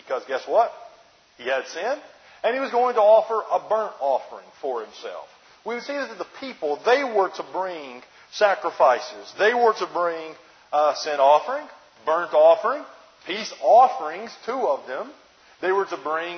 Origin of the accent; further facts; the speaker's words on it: New Jersey, United States; we're from Jersey